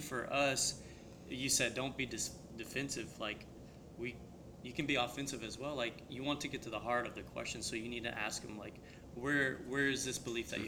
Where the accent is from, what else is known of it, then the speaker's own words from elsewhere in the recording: the Bible Belt, United States; I grew up in the Bible Belt